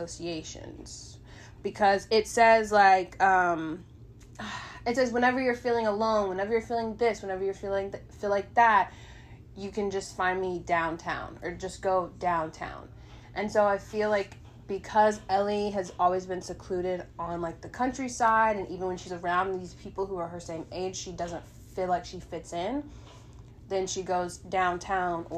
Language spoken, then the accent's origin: English; United States; I'm American